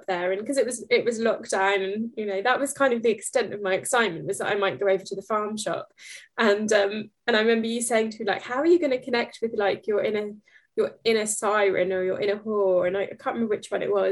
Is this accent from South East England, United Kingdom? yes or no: no; Norfolk, East of England, United Kingdom; accent: Norfolk; my Norfolk accent